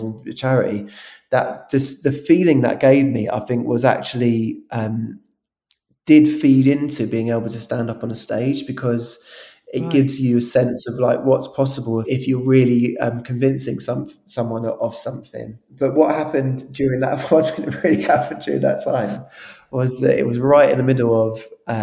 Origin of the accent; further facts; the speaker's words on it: London, United Kingdom; when we were growing up in South London.